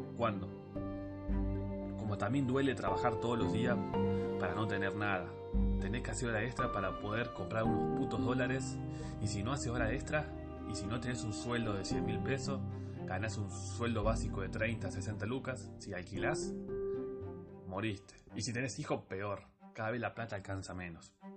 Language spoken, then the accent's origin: Spanish; Argentina; somos argentinos